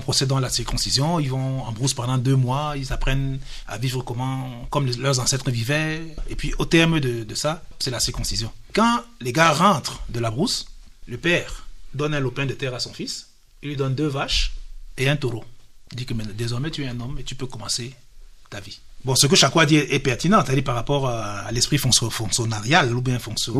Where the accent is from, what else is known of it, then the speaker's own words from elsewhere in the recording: Cameroon; Nous sommes des Africains, nous sommes des Camerounais.